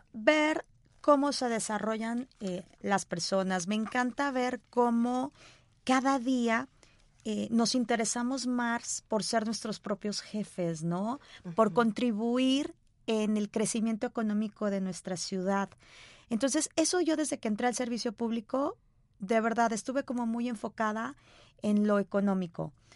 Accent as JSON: {"language": "Spanish", "region": "Sonora", "country": "Mexico", "tie": "born or raised there", "moved": "yes", "lives_now": "Guadalajara, Mexico", "said": "soy sonorense de nacimiento, pero tapatía de corazón."}